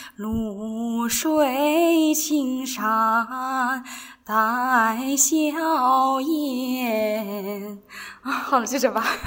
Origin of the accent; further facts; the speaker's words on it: Shaanxi, China; 我是在陕西这边长大的